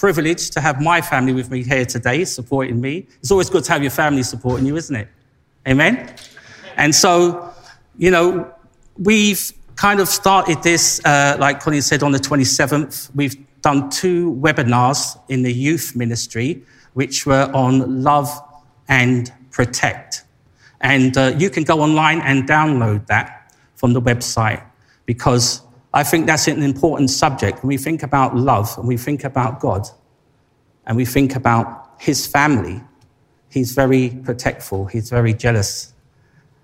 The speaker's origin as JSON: {"language": "English", "region": "London", "country": "United Kingdom", "tie": "born or raised there", "accent": "Cockney", "said": "I'm a local boy, grew up down the road, Labrick Grove."}